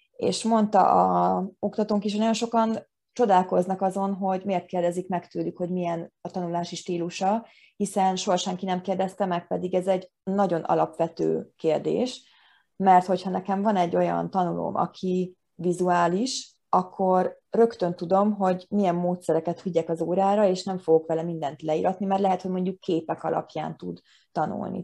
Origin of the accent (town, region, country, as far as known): Hungary